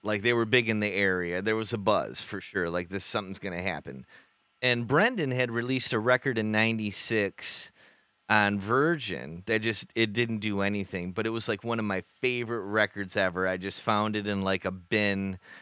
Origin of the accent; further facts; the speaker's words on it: Bay City, Michigan, United States; we're this band from Bay City.